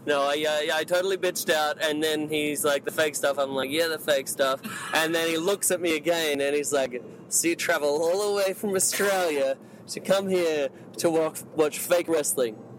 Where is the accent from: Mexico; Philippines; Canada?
Mexico; moved away; I come from Mexico